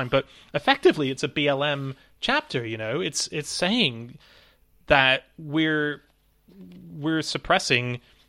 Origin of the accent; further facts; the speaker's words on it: Avalon, New South Wales, Australia; I grew up in Australia. The main bit of my growing up there was in a place called Avalon.